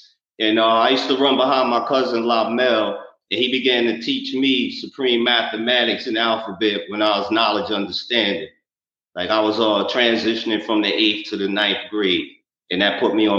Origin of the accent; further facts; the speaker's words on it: Newark, New Jersey, United States; I'm originally from Newark, New Jersey